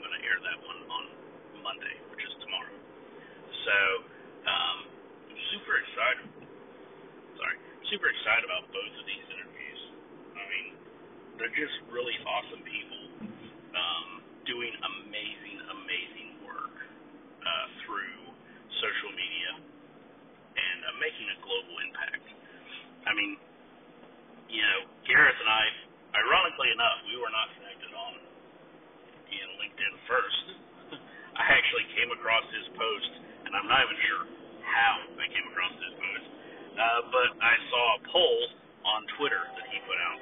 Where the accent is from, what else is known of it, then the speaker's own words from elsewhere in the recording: United States; accent: American; I'm in the United States, obviously from my accent